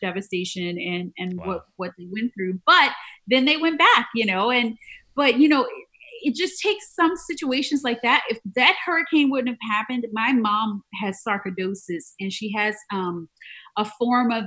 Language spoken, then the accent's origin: English; New Orleans, Louisiana, United States; also born or lived in Atlanta / New York; now in Tampa, United States; I'm from New Orleans first